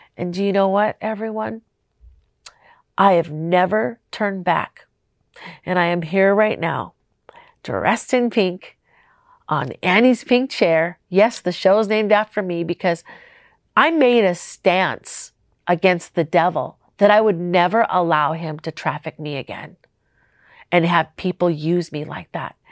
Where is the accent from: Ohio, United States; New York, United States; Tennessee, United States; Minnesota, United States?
Minnesota, United States; Minneapolis; moved away; also born or lived in Las Vegas; I'm from Minnesota